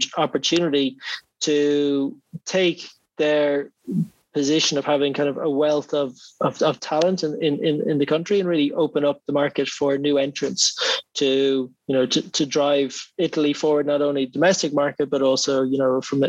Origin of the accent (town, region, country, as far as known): Ireland